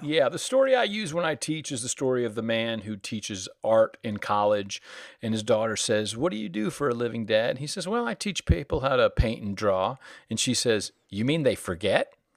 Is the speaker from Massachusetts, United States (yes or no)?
no; Danbury, North Carolina, United States; accent: southern; moved away as an adult; also born or lived in Connecticut; now in New York, United States; I'm an adopted son of North Carolina, and I arrived there when I was around seven. Formative language years were in Connecticut, which is why, unless I'm down there, I usually don't have a southern accent